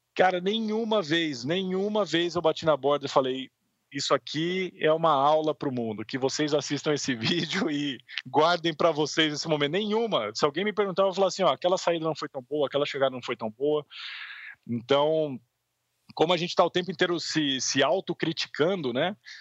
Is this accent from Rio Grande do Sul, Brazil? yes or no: no; Piracicaba, São Paulo, Brazil; quando eu era moleque lá em Piracicaba